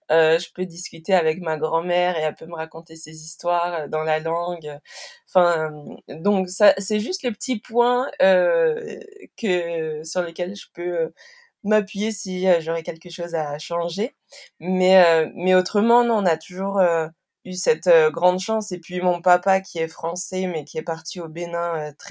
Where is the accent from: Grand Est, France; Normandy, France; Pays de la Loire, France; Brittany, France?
Normandy, France; born there; alors que je suis née en Normandie